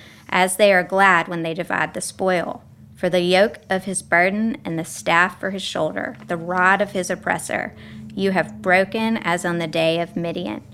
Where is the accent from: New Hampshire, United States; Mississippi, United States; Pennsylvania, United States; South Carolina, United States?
Mississippi, United States; Jackson; now in Nashville, United States; I am from Jackson, Mississippi, and have been here in Nashville since 2003